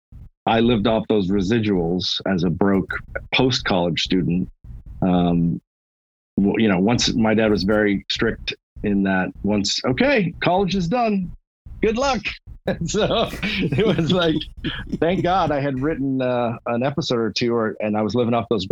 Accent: Los Angeles, California, United States; growing up in Hollywood

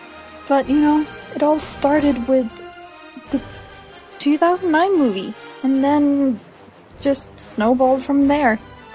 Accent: Norway; English is a second language; I'm from Norway.

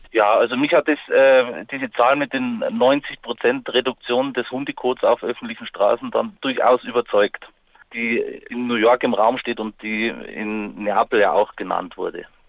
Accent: Munich, Bavaria, Germany; bei uns in München

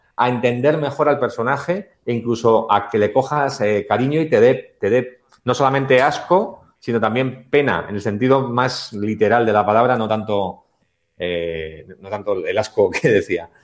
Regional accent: Basque Country, Spain; somos los dos vascos

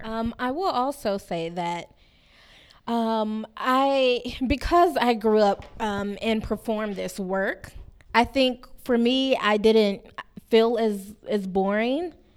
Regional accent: Miami, Florida, United States; growing up in Liberty City

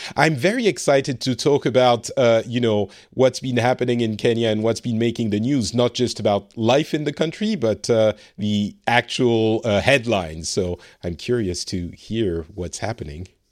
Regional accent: France; now in Finland; I live in Finland. I am originally from France

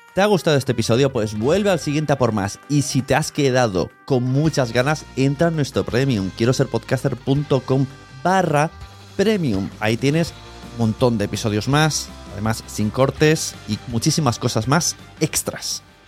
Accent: Spain; como español

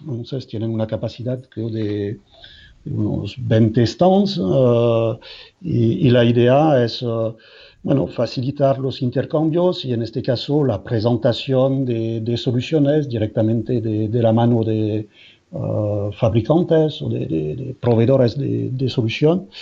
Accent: France; Spanish is a second language; moved away as an adult; now in Madrid, Spain; soy francés

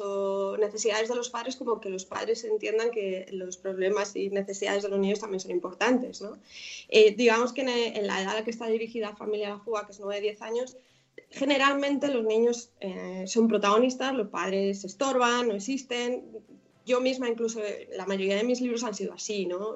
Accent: Madrid, Community of Madrid, Spain; also born or lived in Coslada / San Fernando de Henares; yo ya nací en Madrid, entonces pues con unos abuelos, los cuatro abuelos viviendo en Vallecas, pues ahí, digamos que me crié

